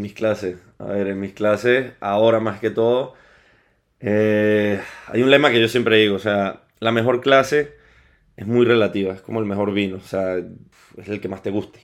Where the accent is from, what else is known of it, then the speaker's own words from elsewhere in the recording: Caracas, Capital District, Venezuela; moved away as an adult; also born or lived in Lisbon / Southampton / Mexico / Colombia; now in Madrid, Spain; Yo soy de Venezuela, o sea, nacido y criado en, en Caracas, Venezuela